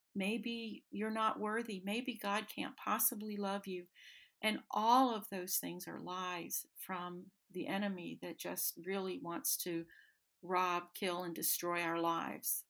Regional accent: North Carolina, United States; also born or lived in the South; I was born in North Carolina in the foothills

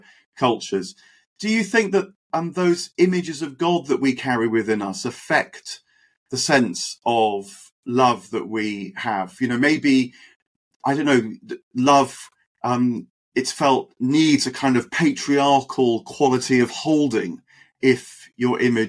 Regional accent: United Kingdom; have been born and raised in Britain, modern Britain

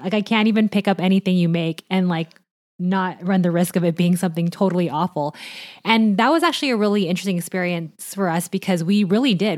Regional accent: Orange County, California, United States; I grew up in Orange County

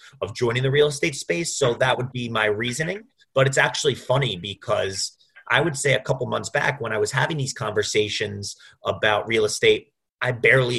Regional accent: Roslyn, New York, United States; moved away as an adult; also born or lived in Bloomington, Indiana / Manhattan, New York; I'm born and raised in Roslyn, New York, which is on Long Island

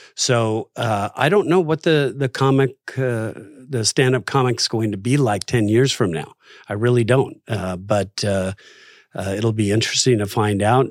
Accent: Los Angeles, California, United States; I grew up in Los Angeles

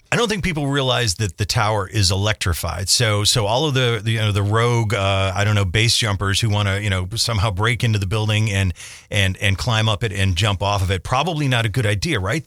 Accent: Scranton, Pennsylvania, United States; when I was a kid growing up in South Scranton

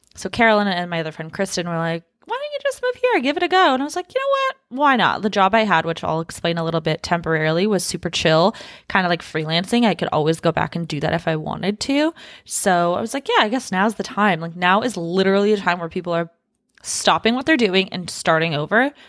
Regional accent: Los Angeles, California, United States; moved away as an adult; also born or lived in Washington State; now in Texas, United States; I was born in Los Angeles, lived in Washington State for a few years, then moved back down to Los Angeles, grew up, you know, the rest of my time there

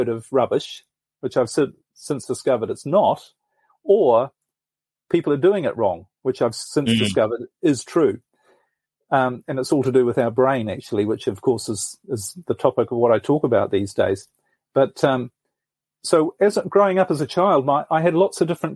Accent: New Zealand; moved away as an adult; I'm originally from New Zealand, actually, and I spent most of my life there.

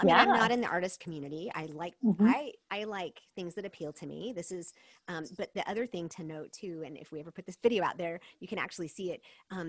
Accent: South Korea; I grew up in Korea. My parents were missionaries.

